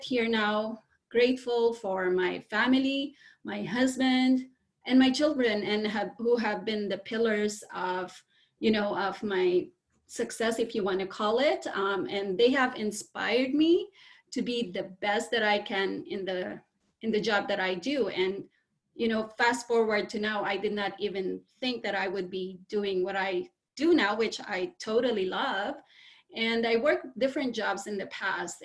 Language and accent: English; Philippines; I was born and raised in the Philippines